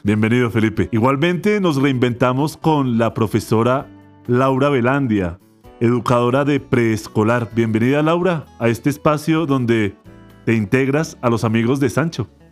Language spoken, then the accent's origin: Spanish; Colombia; principalmente como colombianos